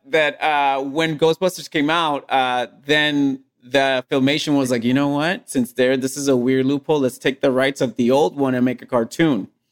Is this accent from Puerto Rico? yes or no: yes; Puerto Rico; English is a second language; the anime that I grew up watching in Puerto Rico